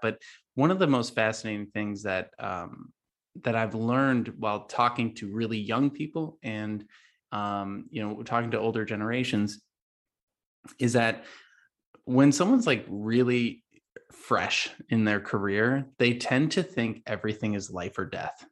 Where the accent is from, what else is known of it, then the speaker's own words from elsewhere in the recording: Chicago suburbs, Illinois, United States; I grew up in the Chicago suburbs